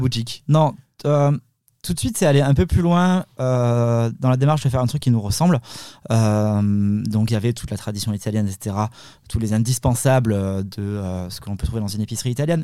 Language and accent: French; the South-West, south-west France, France; on, est d'origine italienne, mais bon, on, est, on, a grandi dans, enfin, moi je suis né dans le Sud-Ouest